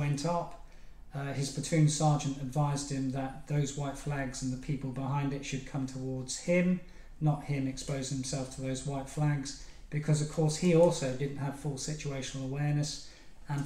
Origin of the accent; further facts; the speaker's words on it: Plymouth, South West England, United Kingdom; also born or lived in Cornwall; I was brought up in Plymouth, but I have to say that I was born in Cornwall